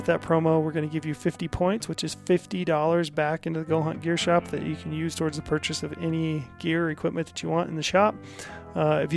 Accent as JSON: {"language": "English", "region": "Utah", "country": "United States", "said": "here in my home state of Utah"}